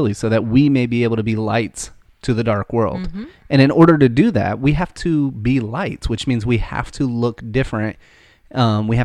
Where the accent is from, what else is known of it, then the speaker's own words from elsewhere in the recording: United States; we're American.